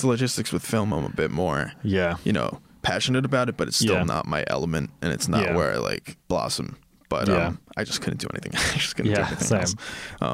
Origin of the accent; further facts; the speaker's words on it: Sayville, New York, United States; moved away; I'm from Long Island, New York, a town called Sayville. It's on the South Shore